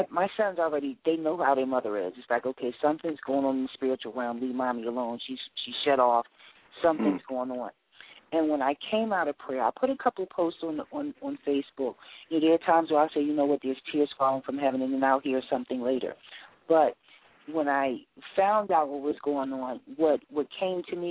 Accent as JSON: {"language": "English", "town": "Philadelphia", "region": "Pennsylvania", "country": "United States", "tie": "born or raised there", "also_born_or_lived": "New York", "said": "raised in Philadelphia during the Rizzo time."}